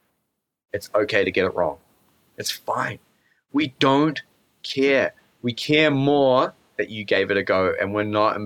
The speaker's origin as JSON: {"language": "English", "country": "New Zealand"}